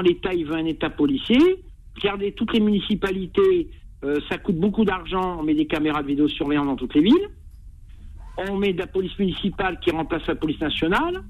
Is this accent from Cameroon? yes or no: no; Amiens, Hauts-de-France, France; je viens d'Amiens d'origine.